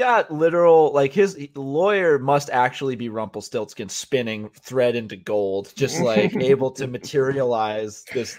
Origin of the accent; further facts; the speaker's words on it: Connecticut, United States; Growing up in Connecticut on the Merritt Parkway